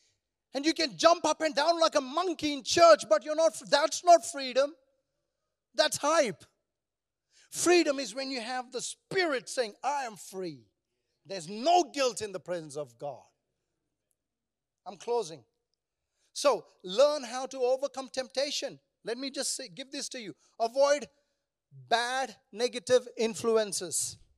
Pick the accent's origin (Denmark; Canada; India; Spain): India; And do you know, I come from India, so we are all negative people.